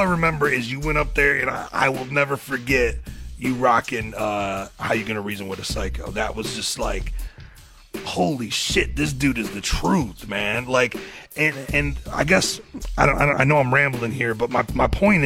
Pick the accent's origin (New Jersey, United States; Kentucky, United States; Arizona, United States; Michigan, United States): Michigan, United States; I grew up in Michigan, you know what I mean? And specifically mid-Michigan, I was like an hour north of Saginaw